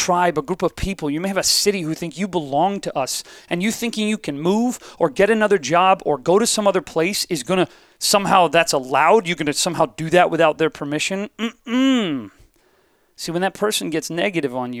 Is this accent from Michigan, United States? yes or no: no; Ohio, United States; I am from Ohio